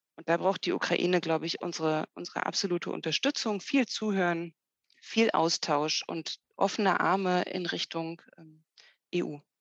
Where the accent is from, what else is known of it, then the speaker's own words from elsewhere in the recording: Germany; wir als Deutsche